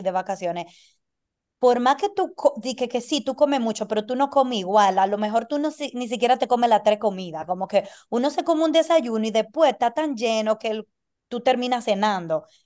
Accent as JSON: {"language": "Spanish", "country": "Dominican Republic", "also_born_or_lived": "United States", "moved": "yes", "lives_now": "Argentina", "said": "Yo, como dominicana necesito visa para ir a casi todos los países."}